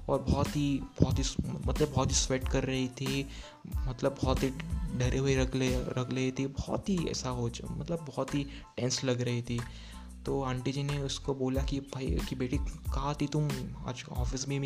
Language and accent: Hindi; Sindhudurg, Maharashtra, India; मैं अब सिंधुदुर्ग महाराष्ट्र से हूँ सो या, हमारे यहाँ के लोग वो बहुत सारे वहाँ रहते थे